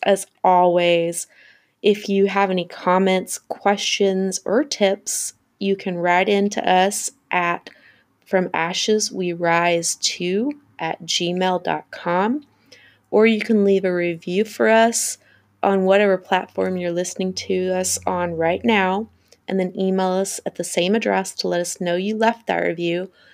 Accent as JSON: {"language": "English", "region": "the South", "country": "United States", "said": "I'm from the South"}